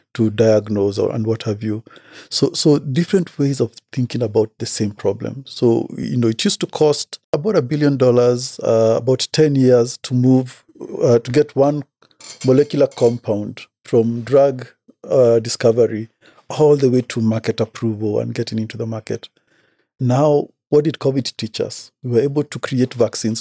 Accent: Kenya; I come from Kenya, born and bred.

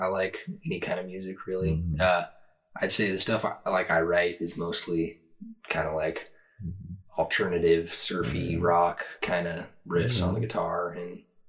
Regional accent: Bishop, California, United States; I'm from the Eastern Sierra. I grew up in a town called Bishop, California

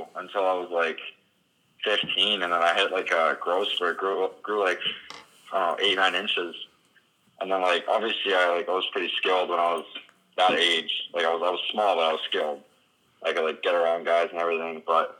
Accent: Florida, United States; born or raised there; also born or lived in Minsk, Belarus

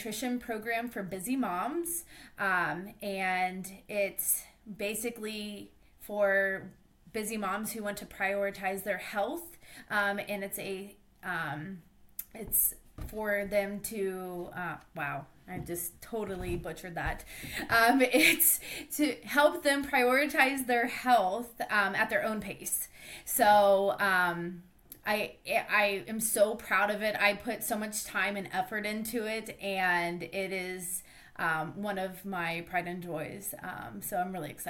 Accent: Ohio, United States; I'm from Ohio

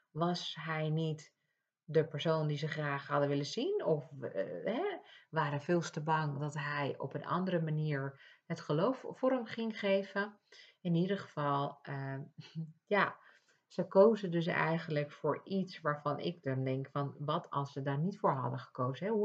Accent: Ibiza, Balearic Islands, Spain; now in Netherlands; Want ik kom uit Ibiza en vervolgens eh, kom ik in Nederland wonen. En daar hadden we een kerk en hier hebben we ook weer een kerk.

